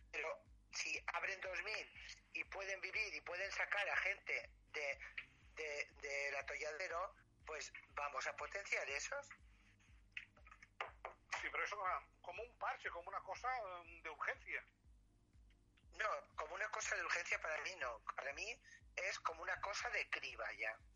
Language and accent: Spanish; Palma, Balearic Islands, Spain; no soy mallorquina, yo nací ¿Eh? aquí